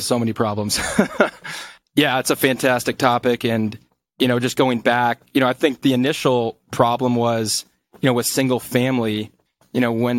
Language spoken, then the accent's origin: English; Colombia; because I was from Colombia, I was able to introduce them and get them discounts on their hotels